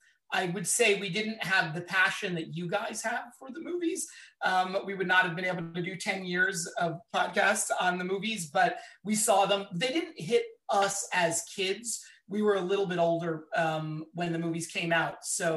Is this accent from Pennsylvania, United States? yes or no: yes; Philadelphia, Pennsylvania, United States; I'm from Philadelphia. So I think it's gotta be the Rocky and all the Rocky movies for me.